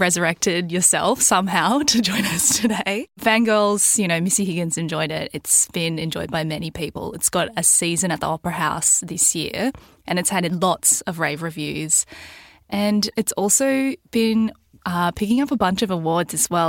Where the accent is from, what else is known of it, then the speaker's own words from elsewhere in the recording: Mission Beach, Queensland, Australia; moved away as an adult; now in Sydney, Australia; where I grew up in Mission Beach in far north Queensland.